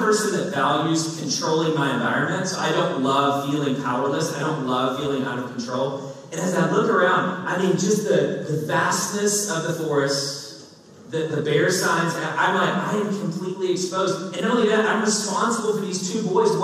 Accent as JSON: {"language": "English", "region": "Kentucky", "country": "United States", "tie": "born or raised there", "said": "I grew up in Kentucky."}